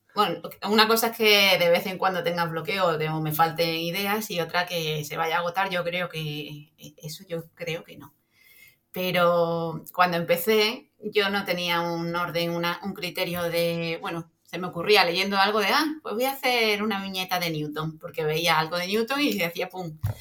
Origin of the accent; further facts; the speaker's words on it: Extremadura, Spain; Soy extremeña de pura cepa.